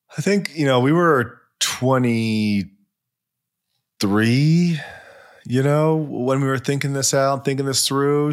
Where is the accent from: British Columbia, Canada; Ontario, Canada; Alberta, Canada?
British Columbia, Canada; Vancouver; moved away; also born or lived in Toronto; I'm from Vancouver